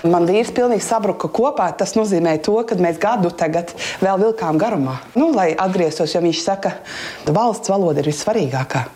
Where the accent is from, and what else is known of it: Vidzeme, Latvia; moved away as an adult; now in Germany